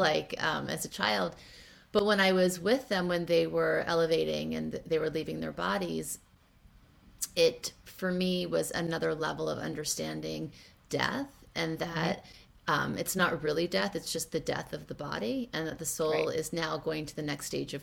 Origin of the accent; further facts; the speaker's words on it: Thibodaux, Louisiana, United States; I was actually born in Thibodaux, Louisiana. So I was raised in the South.